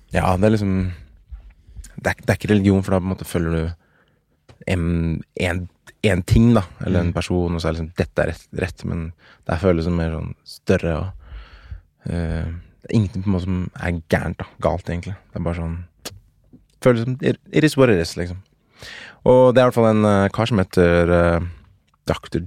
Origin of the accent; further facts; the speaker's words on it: Oslo, Norway; Jeg er fra Oslo